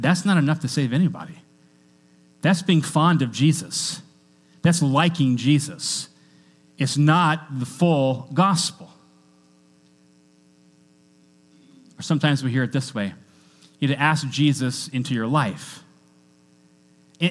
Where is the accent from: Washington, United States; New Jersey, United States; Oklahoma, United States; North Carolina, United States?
Washington, United States; I grew up in Washington State. And in Washington State, we're kind of known for coffee